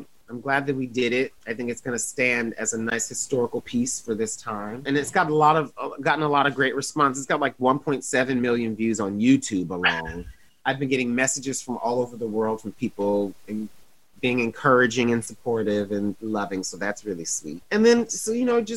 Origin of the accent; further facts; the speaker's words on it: Toledo, Ohio, United States; I'm from Toledo, Ohio